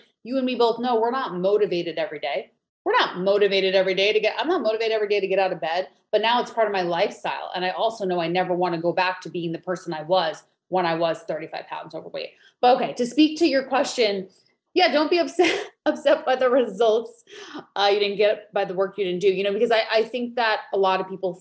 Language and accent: English; New York, United States; accent: New York; moved away as an adult; also born or lived in California; now in Maui, United States; I'm originally from New York, so you might hear the accent come out a little bit, but now I live in beautiful Maui, Hawaii.